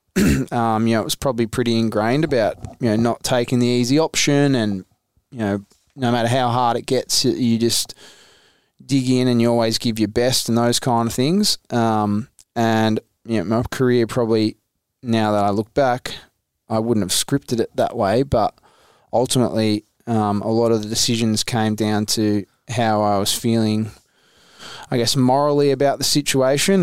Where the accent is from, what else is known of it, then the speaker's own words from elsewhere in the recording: Mount Eliza, Victoria, Australia; also born or lived in Mornington; I was a kid from Mount Eliza